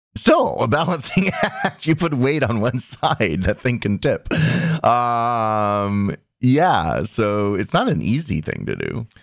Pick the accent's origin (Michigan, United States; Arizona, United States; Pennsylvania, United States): Arizona, United States; I'm from Arizona